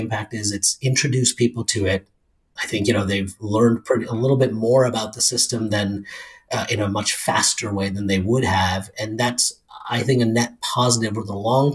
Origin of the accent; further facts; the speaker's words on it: Rochester, New York, United States; now in New York City, United States; I'm from Rochester